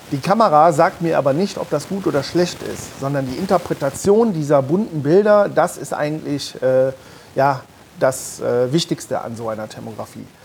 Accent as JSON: {"language": "German", "town": "Mönchengladbach", "region": "North Rhine-Westphalia", "country": "Germany", "said": "ich komme aus Mönchengladbach."}